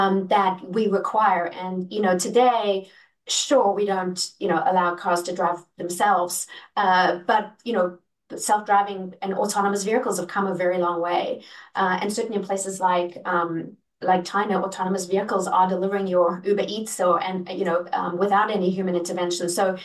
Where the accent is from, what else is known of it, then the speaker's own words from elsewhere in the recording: South Africa; I'm from South Africa.